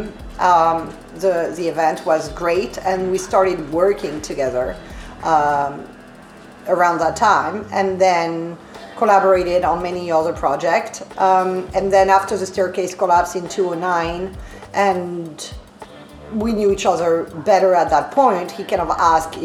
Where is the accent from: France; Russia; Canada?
France; accent: French; English is a second language; moved away as an adult; now in New York, United States; my accent and inability to pronounce TH like most French people